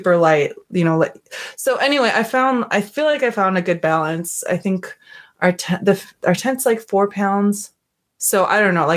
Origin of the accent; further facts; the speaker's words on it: Montana, United States; moved away; I am from Montana